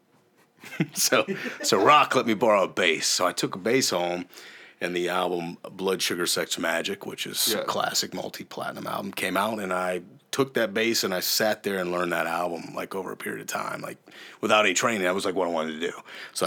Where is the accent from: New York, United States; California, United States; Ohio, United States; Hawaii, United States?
Ohio, United States; I'm from Ohio.